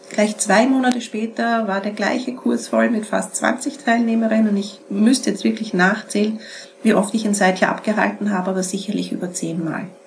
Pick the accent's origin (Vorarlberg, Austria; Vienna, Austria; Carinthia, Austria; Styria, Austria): Vienna, Austria; Peter ist aus Salzburg, ich bin aus Wien, ich bin nie herumgefahren.